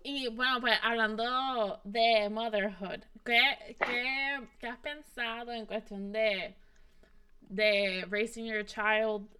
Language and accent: Spanish; Puerto Rico; moved away as an adult; now in United States